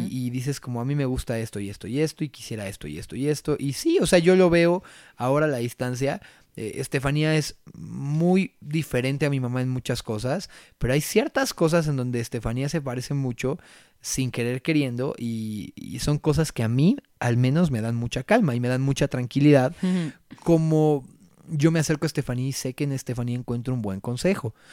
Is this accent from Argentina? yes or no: no; Mexico; no saben lo orgulloso que estoy de ser mexicano